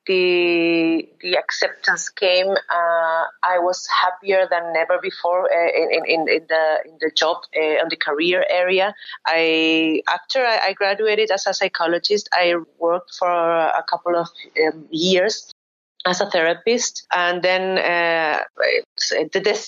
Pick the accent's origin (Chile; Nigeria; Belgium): Chile; Valparaíso; first language Spanish; English is a second language; moved away as an adult; also born or lived in Austria; now in Valencia, Spain; I grew up in Valparaíso